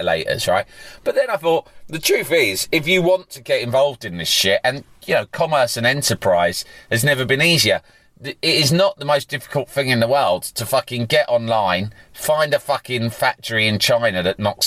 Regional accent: England, United Kingdom; I'm an Englishman.

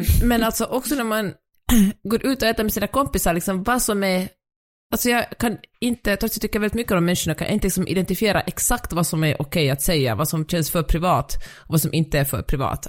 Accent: Finland; moved away; jag är finlandssvensk

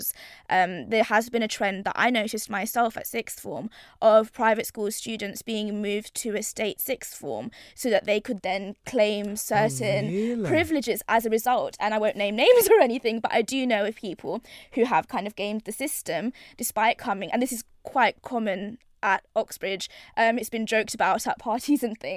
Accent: London, United Kingdom; I'm from East London, born and raised

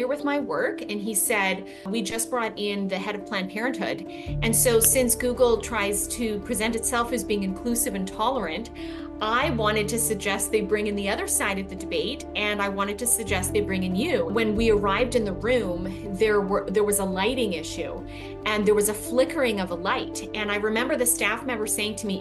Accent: British Columbia, Canada; moved away as an adult; now in United States; I am born and raised in Canada

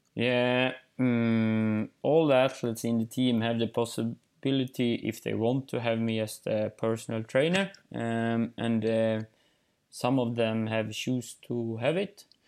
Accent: Eksjö, Jönköping County, Sweden; English is a second language; also born or lived in northern Sweden; I'm in Småland in Eksjö, in my hometown

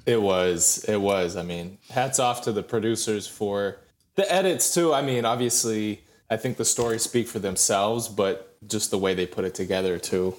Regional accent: Lee, Maine, United States; moved away as an adult; now in Georgia, United States; I grew up in Lee, Maine. Small town of, like, eight hundred people, roughly

